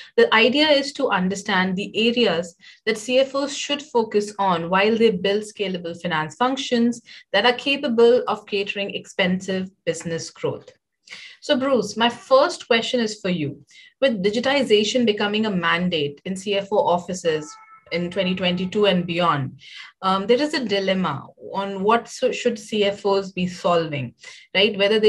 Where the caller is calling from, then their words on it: Hyderabad, Telangana, India; I'm joining in from Hyderabad, India.